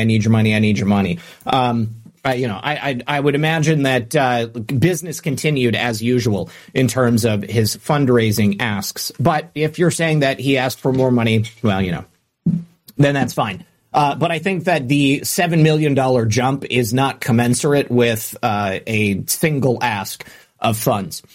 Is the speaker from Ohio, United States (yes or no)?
no; Michigan, United States; growing up in Michigan